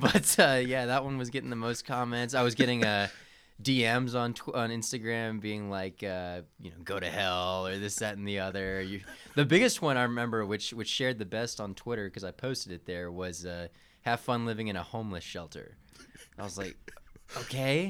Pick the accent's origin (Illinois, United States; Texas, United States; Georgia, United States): Georgia, United States; I'm from Georgia